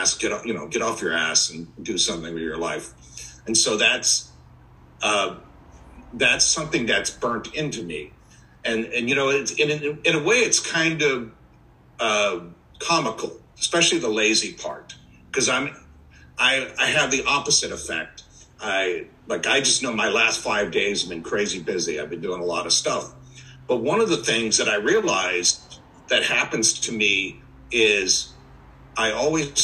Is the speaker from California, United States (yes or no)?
yes; Orange County, California, United States; I'm actually not from San Diego. I'm actually from Orange County, California